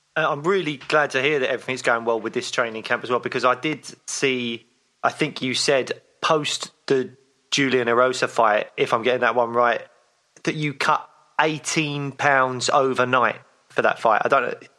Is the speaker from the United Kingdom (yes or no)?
yes; London, United Kingdom; Peckham, where I grew up